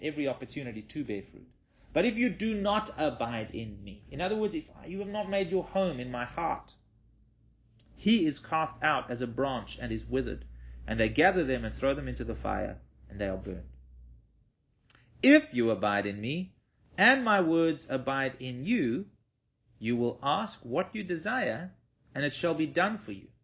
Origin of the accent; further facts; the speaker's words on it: Western Cape, South Africa; we're all from the Cape